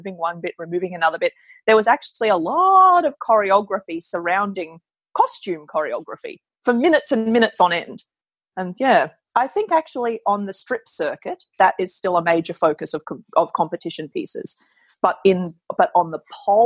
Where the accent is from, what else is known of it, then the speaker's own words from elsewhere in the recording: Queensland, Australia; moved away as an adult; now in Melbourne, Australia; I come from Queensland, but I moved to Melbourne a long time ago, a decade ago, actually